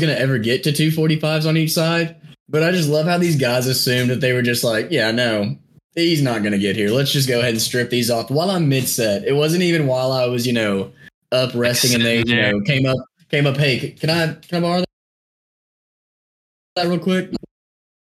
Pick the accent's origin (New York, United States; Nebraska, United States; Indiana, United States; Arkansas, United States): Arkansas, United States; I'm from Arkansas